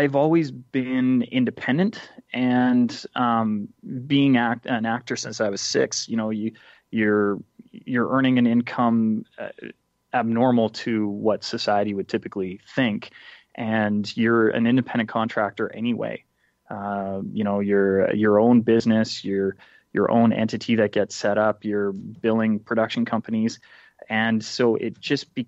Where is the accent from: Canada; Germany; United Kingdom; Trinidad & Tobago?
Canada; I'm from Canada